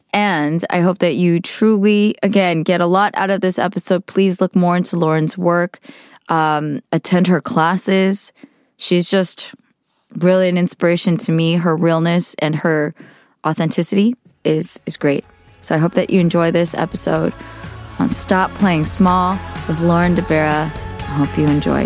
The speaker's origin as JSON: {"language": "English", "area": "Bay Area", "region": "California", "country": "United States", "tie": "born or raised there", "said": "growing up in the Bay Area"}